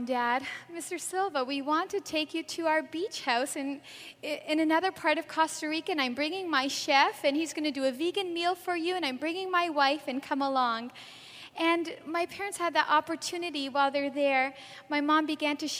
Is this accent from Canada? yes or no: yes; Canada; I'm actually from Canada